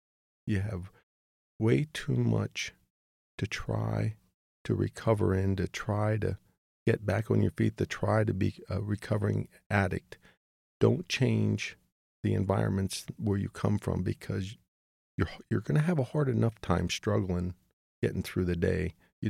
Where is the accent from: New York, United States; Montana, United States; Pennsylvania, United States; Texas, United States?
Pennsylvania, United States; moved away as an adult; So I go back home to my hometown in Pennsylvania